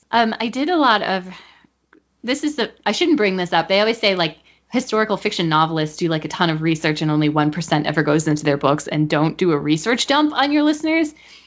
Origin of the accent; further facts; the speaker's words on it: United States; identifying myself with being an American